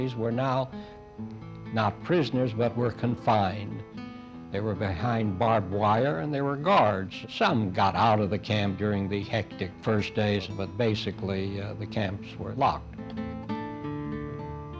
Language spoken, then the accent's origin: English; Memphis, Tennessee, United States; I was born in Memphis, Tennessee in 1915